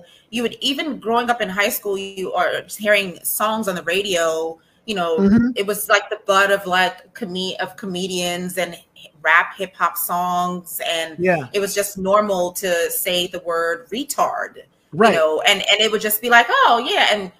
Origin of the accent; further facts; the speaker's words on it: New York, United States; also born or lived in Trinidad; I was born here in America